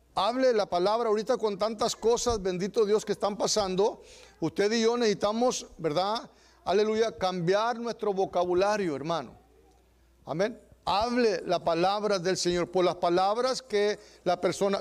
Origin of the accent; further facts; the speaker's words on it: Texas, United States; los que somos de Texas